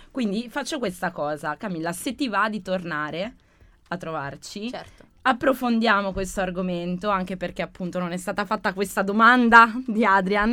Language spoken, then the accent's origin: Italian; Abruzzo, Italy; moved away; Io sono abruzzese sul mare